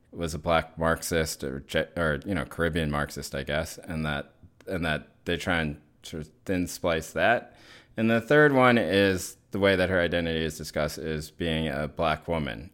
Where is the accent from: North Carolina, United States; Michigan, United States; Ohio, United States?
North Carolina, United States; Chapel Hill; moved away; where I grew up in Chapel Hill